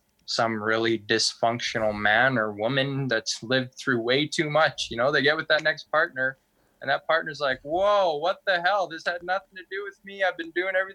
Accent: Tahltan Territory, British Columbia, Canada

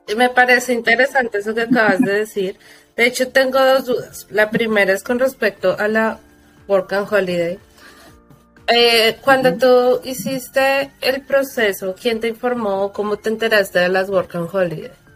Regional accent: Colombia; moved away; en mi país lo que hicieron fue que ellos sí cerraron, pero Colombia es un país de comerciantes.

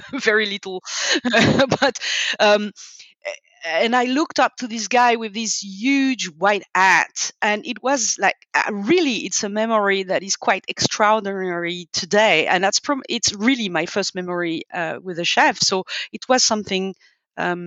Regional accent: suburbs of Paris, Île-de-France, France; also born or lived in Nantes / Lyon; when we moved out from Lyon to go to the suburbs of Paris with my parents

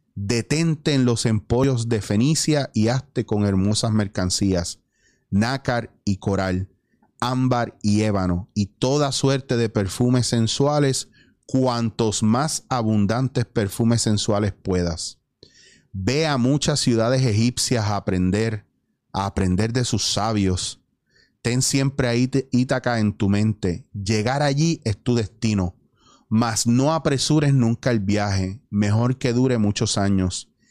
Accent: Puerto Rico; moved away as an adult; also born or lived in Spain / New York; yo extrañaba Puerto Rico

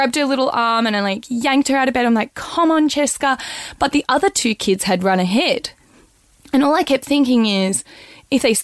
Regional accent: Australia; I'm an Australian

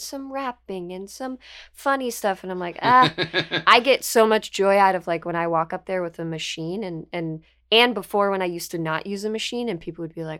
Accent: South Florida, United States; I grew up mostly in South Florida

